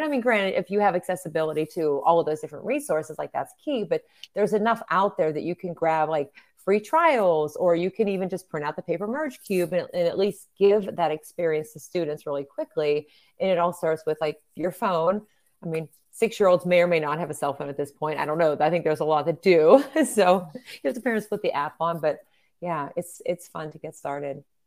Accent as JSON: {"language": "English", "area": "near Pittsburgh", "region": "Pennsylvania", "country": "United States", "tie": "born or raised there", "said": "my hometown"}